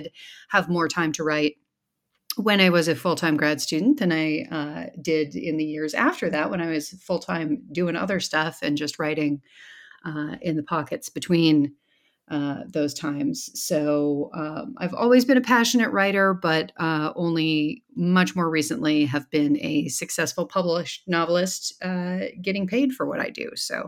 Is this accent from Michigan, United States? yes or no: yes; Michigan, United States; also born or lived in Iowa; Yes, I was raised in the Midwest in Michigan and then Iowa. I came to the East Coast for college and have been moving up and down the East Coast ever since.